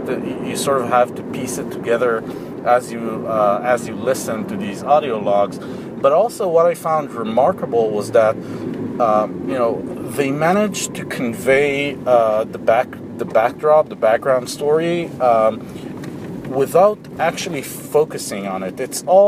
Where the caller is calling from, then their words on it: Israel; from Israel